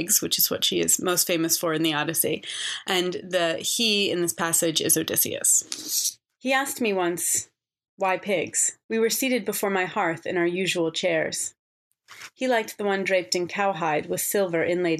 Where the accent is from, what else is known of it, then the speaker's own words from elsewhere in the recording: New York City, New York, United States; also born or lived in Boston; I was born in Boston, but when I was about a year old, my parents moved to New York City. So I grew up in New York City, in Manhattan